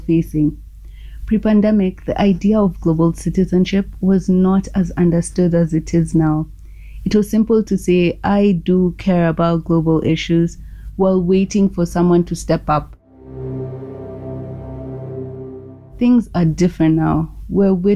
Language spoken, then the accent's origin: English; Nairobi, Kenya; I'm from Nairobi, Kenya